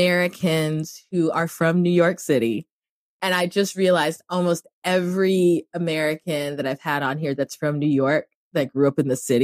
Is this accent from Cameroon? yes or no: yes; Cameroon; moved away; everybody who ever listens to this podcast knows that I grew up in Cameroon.